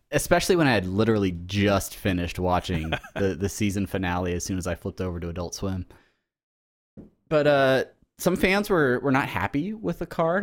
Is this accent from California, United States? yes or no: yes; Southern California, United States; as Southern Californian natives